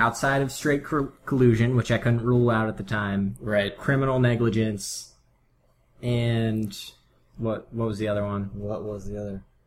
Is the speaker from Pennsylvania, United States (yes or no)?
yes; Pennsylvania, United States; growing up in Pennsylvania